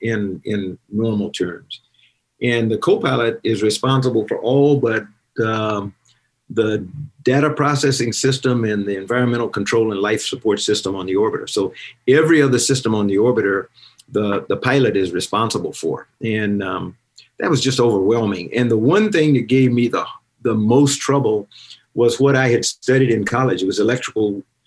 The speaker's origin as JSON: {"language": "English", "region": "South Carolina", "country": "United States", "moved": "yes", "said": "I was also from South Carolina"}